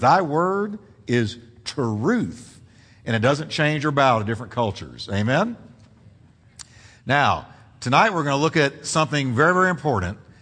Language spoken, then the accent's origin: English; Texas, United States; also born or lived in New York; I'm a Texan. I grew up since I was five years old in Texas.